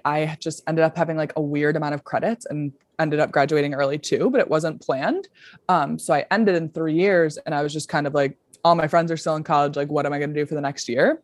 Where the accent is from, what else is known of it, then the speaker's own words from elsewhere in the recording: Buffalo, New York, United States; also born or lived in Denver; I'm from Buffalo, New York, grew up here